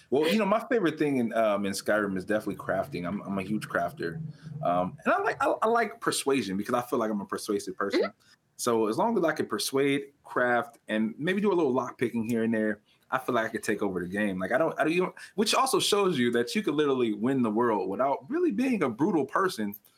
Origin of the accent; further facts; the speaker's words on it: California, United States; moved away; I was born and raised in California. I don't currently live in California